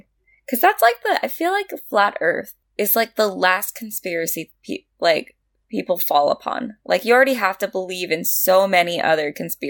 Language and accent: English; United States; As an American